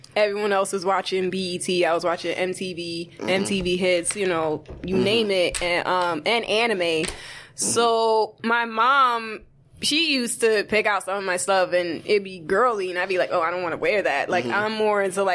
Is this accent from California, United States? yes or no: no; New York City, New York, United States; growing up in the Bronx